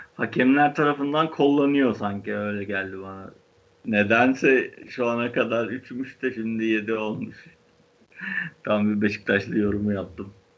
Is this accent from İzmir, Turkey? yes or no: no; Istanbul, Turkey; Başakşehir öyle bir yer yani. Biz böyle bir yerde büyüdük